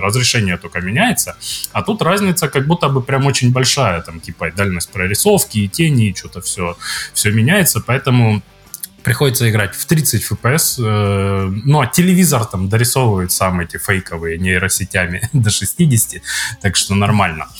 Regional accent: Zverevo, Rostov Oblast, Russia; moved away; Я из Зверева

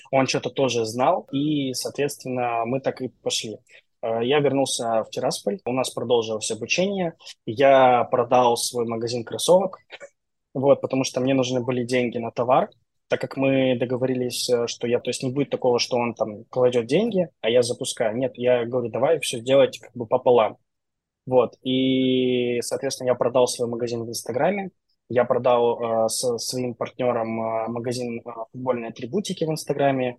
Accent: Transnistria, Moldova

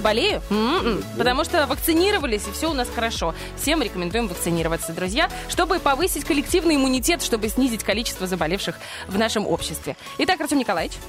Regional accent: Dnestrovsk, Transnistria, Moldova; moved away; у меня в школе, в, я из Днестровска, в школе, во второй

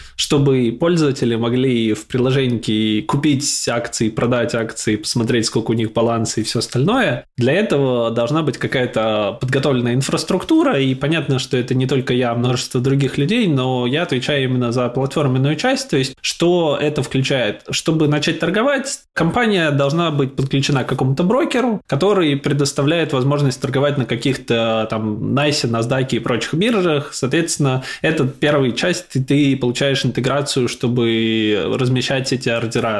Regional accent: Samara, Samara Oblast, Russia; moved away as an adult; also born or lived in Moscow, Russia; now in London, United Kingdom; изначально я из Самары родом, там прожил большую часть жизни

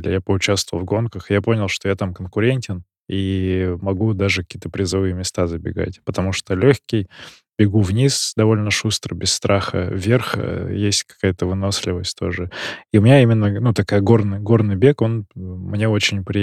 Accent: Altai Krai, Russia; я не итальянец, я алтаянец.

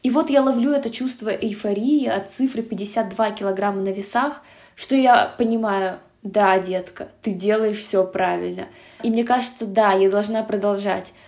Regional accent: Russia; я этническая казашка, хоть и родилась в России и прожила большую часть жизни в России

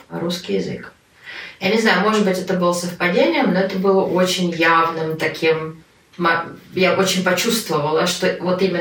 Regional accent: Moscow, Russia; now in Norway; Я сама из Москвы. У меня в Москве был молодой человек, который был на 8, по-моему, лет старше меня.

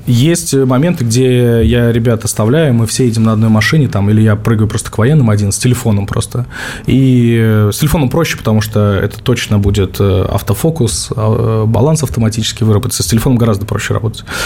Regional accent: Stavropol, Stavropol Krai, Russia; в моем родном Ставрополе

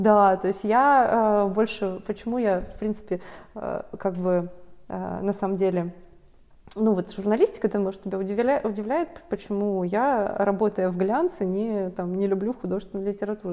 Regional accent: Mineralnye Vody, Stavropol Krai, Russia; moved away; я росла в Минводах

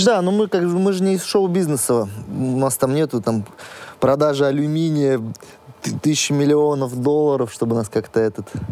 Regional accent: Astrakhan Oblast, Russia; У нас в Астрахани жарко.

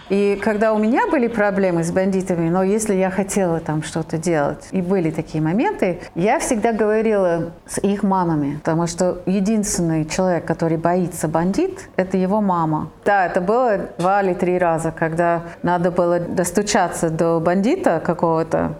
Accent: Italy; now in Russia; я родилась в Италии

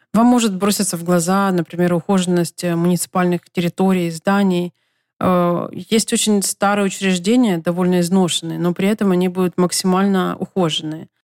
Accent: Ukraine; moved away as an adult; also born or lived in Los Angeles, United States; now in United States; Я вернулась в Украину после пяти месяцев жизни в США.

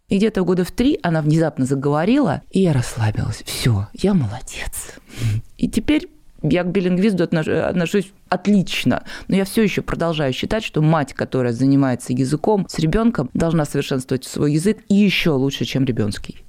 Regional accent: Nizhny Novgorod, Nizhny Novgorod Oblast, Russia; also born or lived in Germany; я из Нижнего Новгорода

